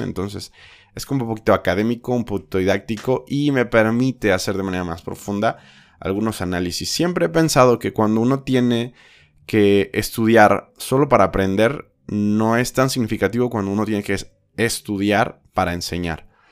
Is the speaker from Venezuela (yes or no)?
no; Mexico; also born or lived in Guadalajara, Jalisco; soy mexicano